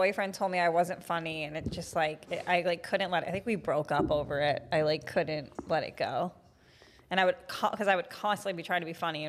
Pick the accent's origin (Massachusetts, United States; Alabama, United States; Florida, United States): Massachusetts, United States; Marshfield; I grew up in Massachusetts in a town called Marshfield, which is near Plymouth, where our forefathers landed.